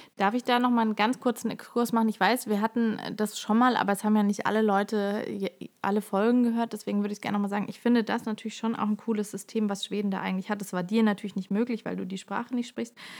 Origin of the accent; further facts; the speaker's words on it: Germany; also born or lived in Heidelberg; bei uns in Deutschland